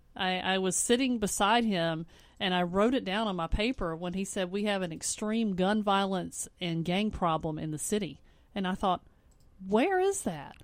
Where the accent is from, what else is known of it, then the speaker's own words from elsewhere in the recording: Spartanburg, South Carolina, United States; now in West Columbia, United States; I'm from a small town. I'm from Spartanburg